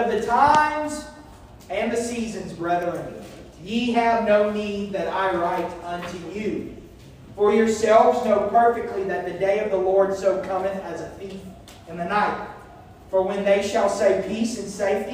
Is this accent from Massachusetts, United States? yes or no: no; small town near Oklahoma City, United States; moved away; before we went to my hometown, we did stay in Oklahoma City, the city, the capital